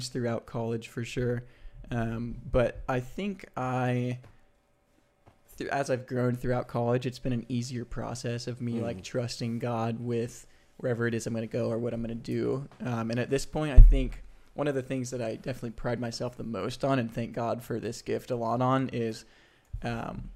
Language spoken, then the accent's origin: English; Dallas, Texas, United States; moved away; I'm originally from Dallas, you know? So my whole family's there.